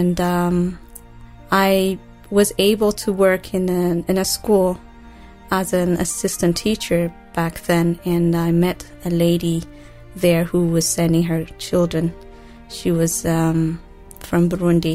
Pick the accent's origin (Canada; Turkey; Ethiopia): Ethiopia; also born or lived in Eritrea; now in Kampala, Uganda; I grew up in Ethiopia